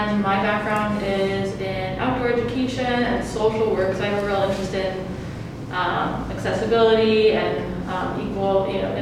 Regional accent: Iowa City, Iowa, United States; moved away; also born or lived in St. Louis; I'm originally from Iowa City, but I just moved back here from St. Louis

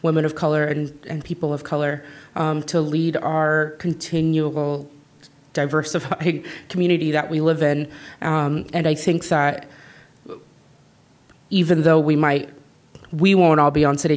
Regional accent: Iowa City, Iowa, United States; I grew up in Iowa City, graduated from West High School

